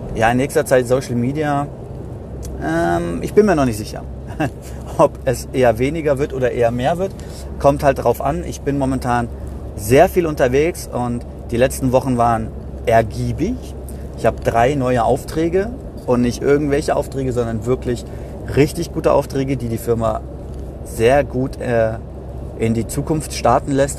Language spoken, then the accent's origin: German; Gießen-Marburg, Hesse, Germany; aus meiner Heimat, äh, Gießen-Marburg